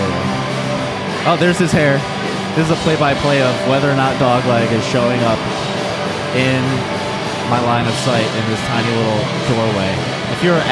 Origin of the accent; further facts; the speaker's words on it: Michigan, United States; I'm from Michigan